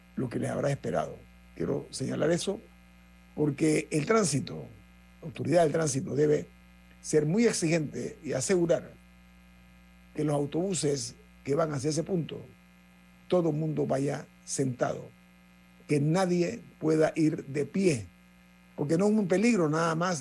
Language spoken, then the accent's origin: Spanish; Panama; como país, como panameños, como ciudadanos